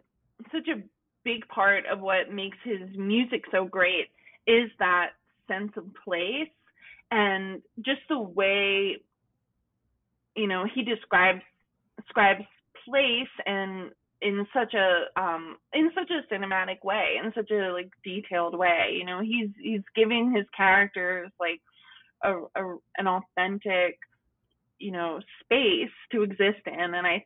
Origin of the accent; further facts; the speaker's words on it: Toms River, New Jersey, United States; also born or lived in Virginia / New York; Yeah, I'm from Toms River. I went to college in Virginia, and then my parents had like moved down south